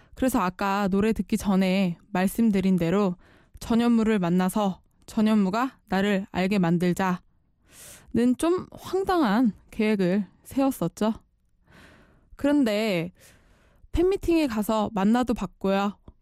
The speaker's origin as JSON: {"language": "Korean", "town": "Chuncheon", "region": "Gangwon", "country": "South Korea", "tie": "born or raised there", "moved": "as an adult", "said": "원래 집이 춘천입니다. 닭갈비로 유명한 강원도 춘천. 아시죠? 대학 시절 때부터 이제 자취를 시작했지만 대부분의 학창 시절을 춘천에서 보냈거든요."}